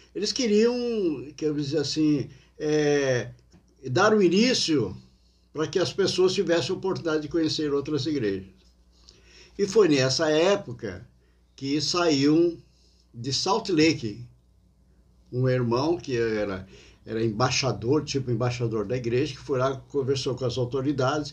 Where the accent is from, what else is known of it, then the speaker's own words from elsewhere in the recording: Criciúma, Santa Catarina, Brazil; also born or lived in Portugal; como brasileiro aqui em Criciúma